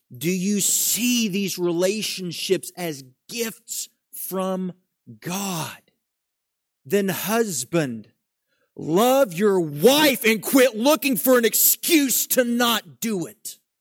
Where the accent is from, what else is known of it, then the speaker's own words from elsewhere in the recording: West Virginia, United States; I grew up in West Virginia